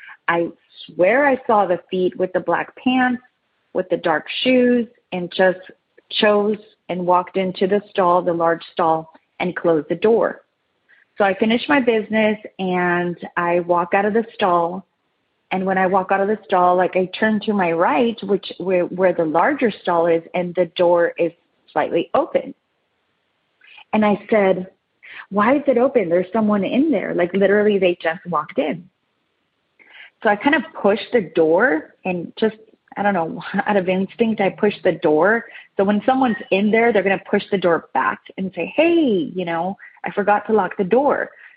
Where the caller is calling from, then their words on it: San Diego, California, United States; I'm calling from San Diego, California.